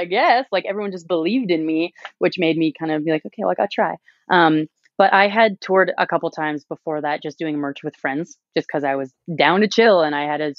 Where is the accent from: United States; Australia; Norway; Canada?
Canada; Calgary, Alberta; I think we also work really hard to have good bands, because no one's going to notice us just because we're from Calgary.